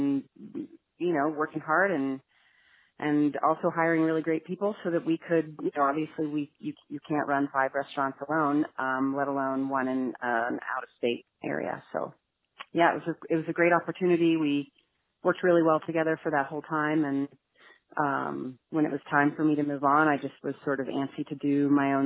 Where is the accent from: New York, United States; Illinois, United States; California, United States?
New York, United States; New York City; growing up in New York City